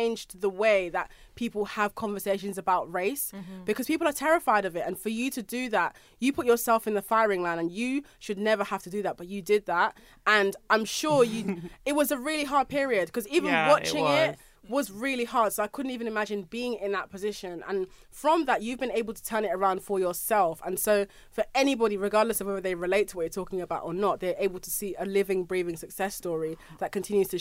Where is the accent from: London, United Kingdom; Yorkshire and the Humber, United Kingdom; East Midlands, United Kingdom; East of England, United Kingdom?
London, United Kingdom; I'm a musician from South London